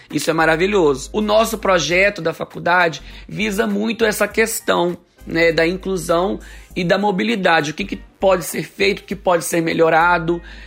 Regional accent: Espírito Santo, Brazil; eu sou de Batiba, Espírito Santo. Aqui na minha cidade é uma cidade mais plana

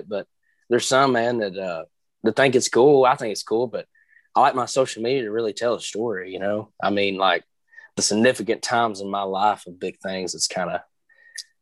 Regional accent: Maryville, Tennessee, United States; I'm from Maryville, Tennessee, and which is right outside of Knoxville

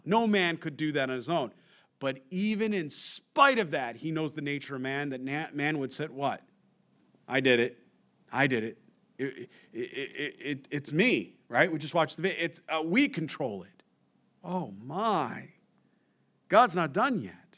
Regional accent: New York, United States; moved away; I'm from New York originally

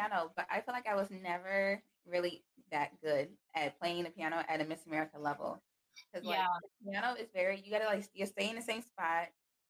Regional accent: Carol Stream, Illinois, United States; I grew up in Carroll Stream, Illinois.

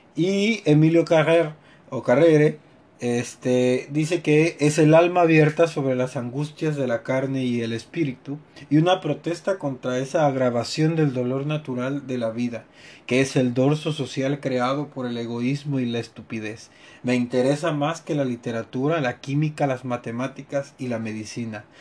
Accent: Mexico; como mexicanos y como latinoamericanos

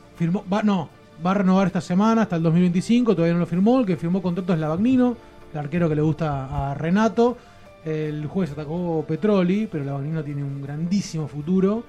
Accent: Argentina; todos los argentinos

